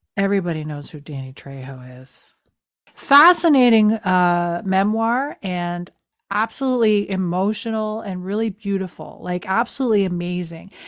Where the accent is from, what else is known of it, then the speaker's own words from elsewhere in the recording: Canada; I'm a Canadian.